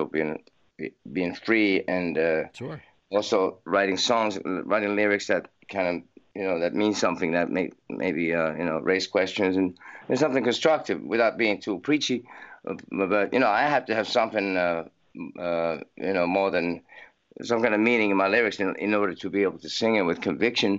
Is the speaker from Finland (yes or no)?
yes; Helsinki, Uusimaa, Finland; I was born in Finland, in Helsinki, and I grew up here till I was 17